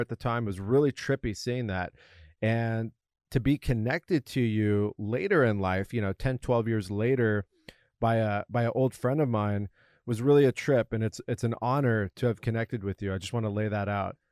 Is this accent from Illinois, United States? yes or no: no; La Jolla, California, United States; I grew up in Southern California, La Jolla in particular